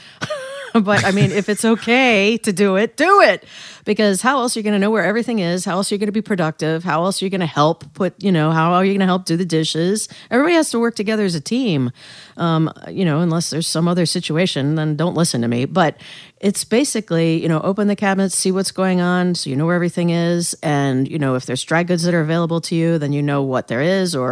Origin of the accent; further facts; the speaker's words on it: United States; also born or lived in North Carolina / Northern Indiana / York, Pennsylvania; now in Baltimore, United States; I didn't grow up here. I grew up in North Carolina and then Northern Indiana, although my family is from York, Pennsylvania.